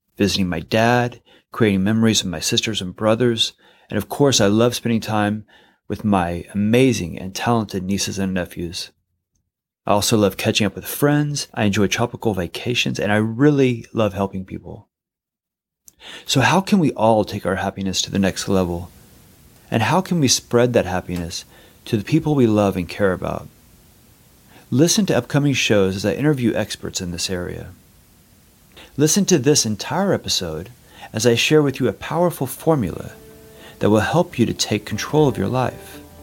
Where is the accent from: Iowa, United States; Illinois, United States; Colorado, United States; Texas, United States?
Texas, United States; San Leon; now in Los Angeles, United States; I grew up in San Leon, Texas, which is between Houston and Galveston